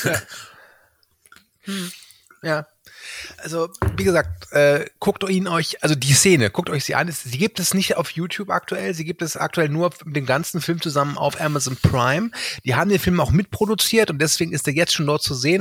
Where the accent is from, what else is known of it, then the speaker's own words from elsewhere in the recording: Rhein-Erft-Kreis, North Rhine-Westphalia, Germany; ich komme ja aus dem Erftkreis